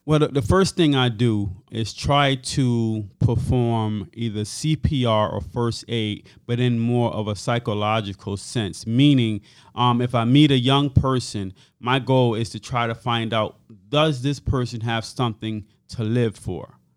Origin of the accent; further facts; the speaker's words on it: Hartford, Connecticut, United States; I grew up on Earl Street, and Earl Street, I would say, in the early seventies